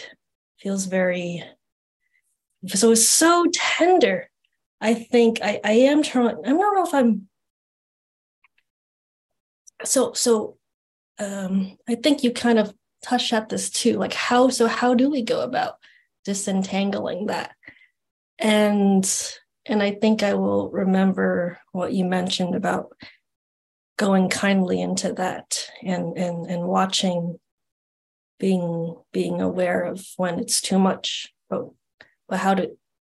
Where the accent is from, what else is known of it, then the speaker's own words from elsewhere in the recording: New York City, New York, United States; now in California, United States; I'm from New York City. I'm living in California right now